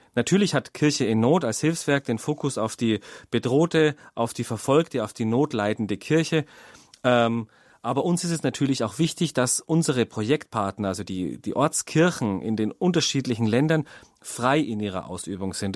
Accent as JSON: {"language": "German", "country": "Germany", "said": "bei uns in Deutschland"}